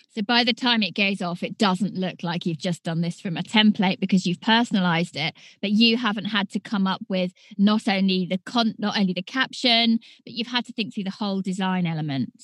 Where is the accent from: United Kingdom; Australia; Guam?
United Kingdom; accent: British; my British accent